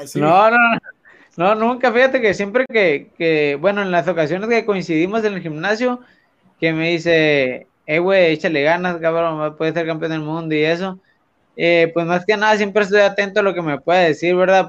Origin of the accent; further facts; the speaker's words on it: Tijuana, Baja California, Mexico; como buen mexicano